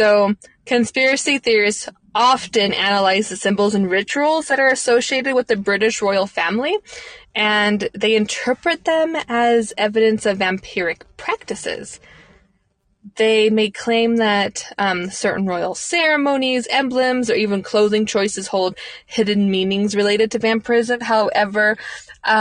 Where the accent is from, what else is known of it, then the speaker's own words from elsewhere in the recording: United States; I am an ignorant American